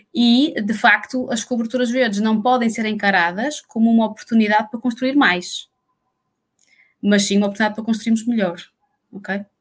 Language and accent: Portuguese; Portugal; nós, como portugueses